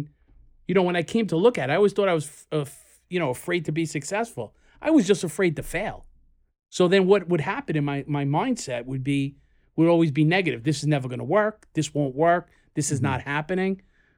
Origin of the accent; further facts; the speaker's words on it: Queens, New York, United States; We're in Brooklyn, but we're not in Queens. But we are from Queens.